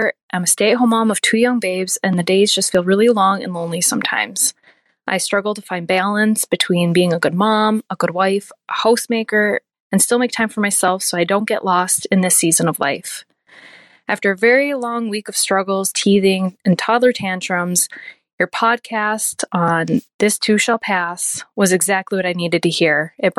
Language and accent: English; Houghton, Michigan, United States; I am from Houghton, Michigan, so I am a youper.